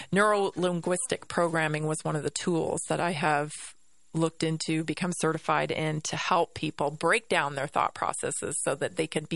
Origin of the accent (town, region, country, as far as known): United States